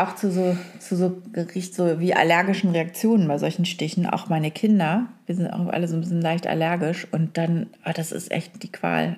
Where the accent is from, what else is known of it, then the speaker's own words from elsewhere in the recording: hometown in northern Germany, Germany; accent: Norddeutsch; in meiner Heimatstadt, die reden ja alle auch ein bisschen Norddeutsch da, ne? so ein bisschen breiter.